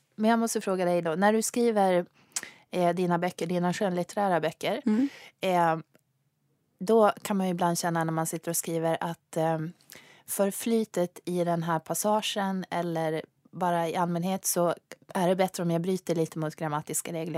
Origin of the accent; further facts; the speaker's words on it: Sweden; first language Swedish; jag kommer från Sverige, svenska är mitt modersmål